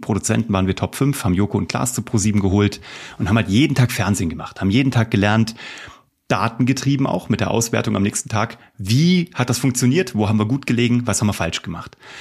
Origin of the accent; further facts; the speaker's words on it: Kassel, Hesse, Germany; also born or lived in Cologne; now in Munich, Germany; Ich komme aus Kassel